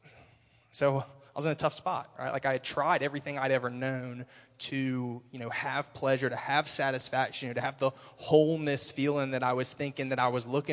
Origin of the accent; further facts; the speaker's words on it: Raleigh, North Carolina, United States; moved away as an adult; I'm from Raleigh, North Carolina originally. I lived there for 20 years. Had a pretty average childhood growing up